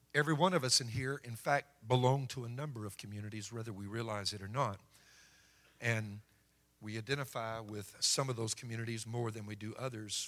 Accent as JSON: {"language": "English", "area": "Cajun", "region": "Louisiana", "country": "United States", "said": "being a Cajun"}